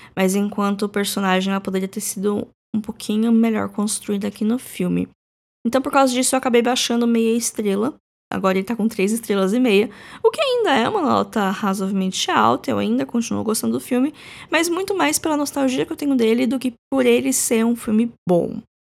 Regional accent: Brazil; A gente, como brasileiro

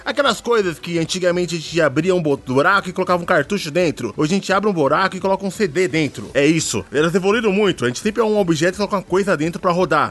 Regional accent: Jardim Ângela, São Paulo, Brazil; eu sou do Jardim Ângela

